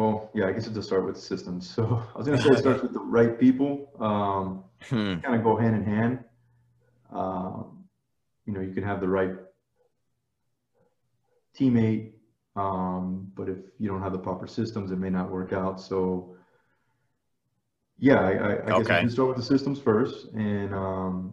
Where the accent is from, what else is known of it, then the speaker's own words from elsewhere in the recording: South Florida, United States; moved away as an adult; now in Dallas, United States; Born and raised in South Florida